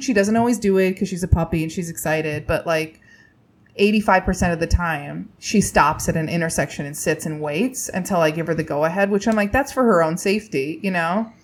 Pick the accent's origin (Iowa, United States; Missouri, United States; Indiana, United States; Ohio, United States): Indiana, United States; I grew up in Indiana.